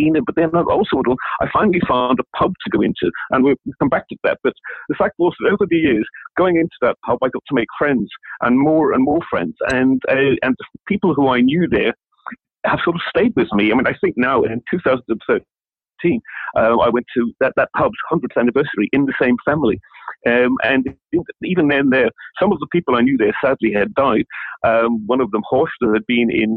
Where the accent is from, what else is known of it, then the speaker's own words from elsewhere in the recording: County Down, Northern Ireland, United Kingdom; moved away; also born or lived in Berlin; I was born in County Down